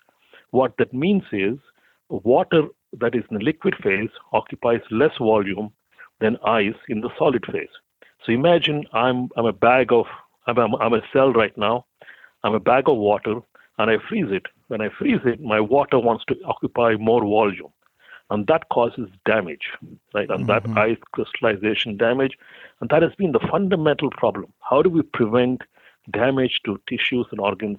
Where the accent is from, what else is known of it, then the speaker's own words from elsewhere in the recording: India; moved away as an adult; also born or lived in Boulder, Colorado, United States; now in United States; I came from India. So after I finished my mechanical engineering undergraduate degree, I was applying to graduate schools in the U.S.